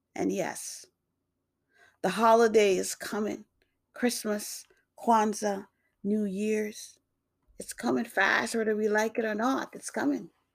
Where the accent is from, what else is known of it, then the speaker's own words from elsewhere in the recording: New York, United States; also born or lived in Jamaica; now in Massachusetts, United States; born in Jamaica, grew up in New York. I now live in Massachusetts.